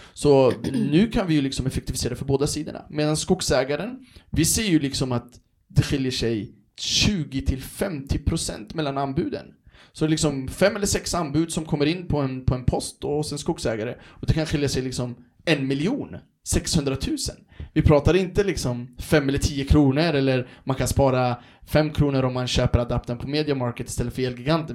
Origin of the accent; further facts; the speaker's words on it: Örebro, Örebro County, Sweden; moved away as an adult; also born or lived in Stockholm; jag är ju från Örebro, Vivalla från början